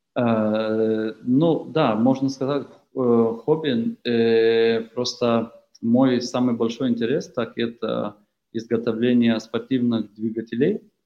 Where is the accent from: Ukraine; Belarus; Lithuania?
Lithuania